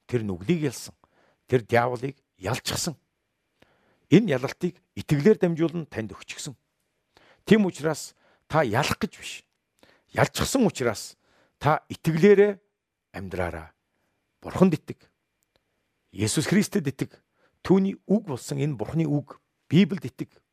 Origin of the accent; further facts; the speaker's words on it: Mongolia; Бид бүгдээрээ Монголын иргэн. Миний сэтгэл санаа ямар байхаагаас үл шалтгаалan би Монголын иргэн хэвээрээ л байна.